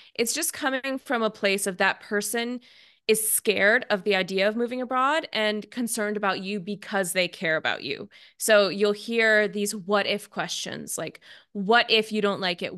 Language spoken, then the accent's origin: English; Seattle, Washington, United States; moved away as an adult; I'm from Seattle